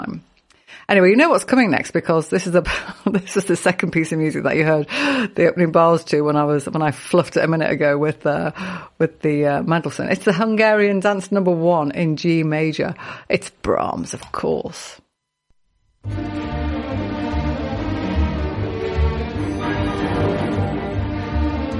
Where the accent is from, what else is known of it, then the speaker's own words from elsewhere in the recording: Liverpool, North West England, United Kingdom; I grew up on Liverpool Council Estate and I've been singing in choir since I was six